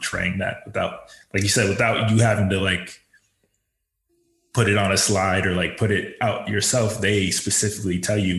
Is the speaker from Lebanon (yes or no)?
no; United States; as an American, as growing up being born and raised here, like you can take certain things for granted.